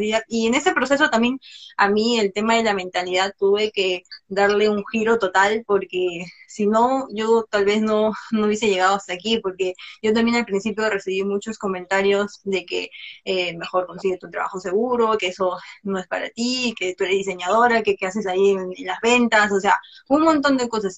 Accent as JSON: {"language": "Spanish", "country": "Peru", "said": "Soy de Perú, soy diseñadora gráfica de profesión"}